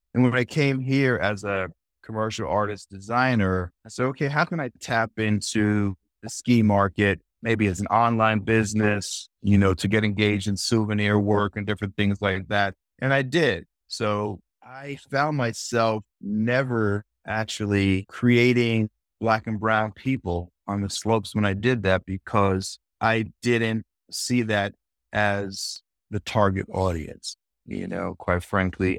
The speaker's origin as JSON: {"language": "English", "region": "New Jersey", "country": "United States", "tie": "born or raised there", "also_born_or_lived": "Manhattan, New York / Queens, New York", "said": "I was born in Manhattan, New York, and lived in Queens until I was getting ready to start kindergarten, and then we moved to New Jersey, basically to a New York suburb in, in New Jersey"}